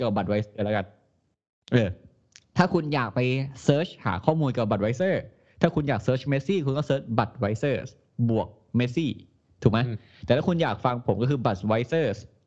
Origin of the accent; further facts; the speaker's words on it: Thailand; เราเติบโตในประเทศไทย